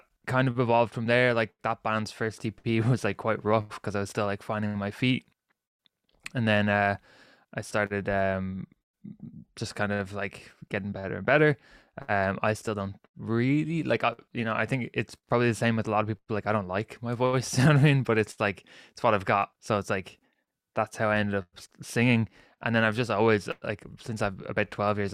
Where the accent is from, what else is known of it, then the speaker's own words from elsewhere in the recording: Ireland; I'm Irish